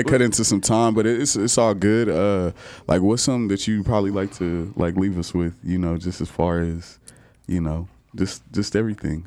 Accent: Kansas, United States; now in Texas, United States; I come from Kansas

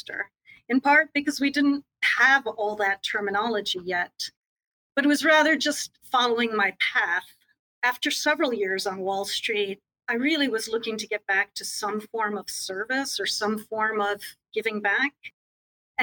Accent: United States; I had the privilege of growing up in the United States.

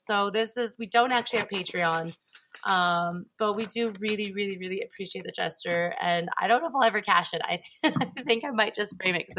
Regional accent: Colorado, United States; my home state of Colorado. I'm just staying here in Europe

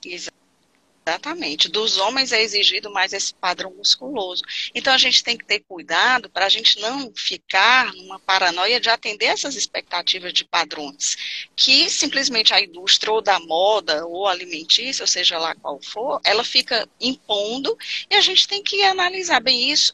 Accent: Fortaleza, Ceará, Brazil; Sou aqui do Ceará, sou de Fortaleza

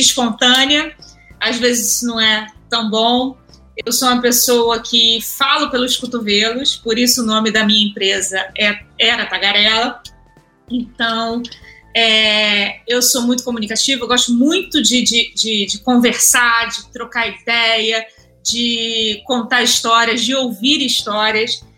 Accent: Rio de Janeiro, Brazil; eu sou carioca, tenho 35 anos é, sou nascida e criada no subúrbio do, do Rio

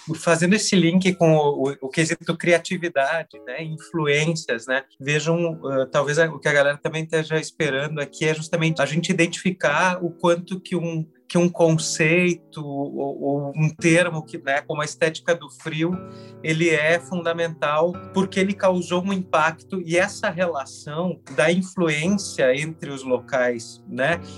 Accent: Rio Grande do Sul, Brazil; accent: gaúcho; eu era gaúcho na mesa, deve ter ouvido meu sotaque

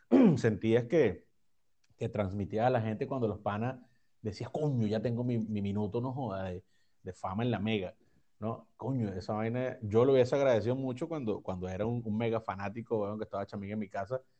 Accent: Valencia, Carabobo, Venezuela; Yo soy de Valencia.

